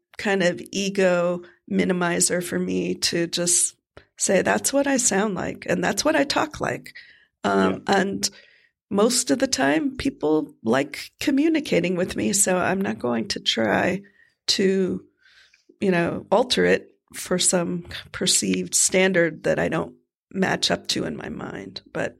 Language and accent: English; Miami, Florida, United States; I am from Miami, Florida originally